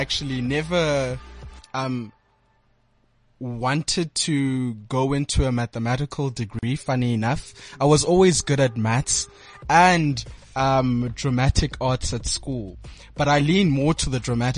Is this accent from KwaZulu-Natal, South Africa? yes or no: no; Port Elizabeth, Eastern Cape, South Africa; now in Johannesburg, South Africa; I am originally from Port Elizabeth. I currently reside here in Johannesburg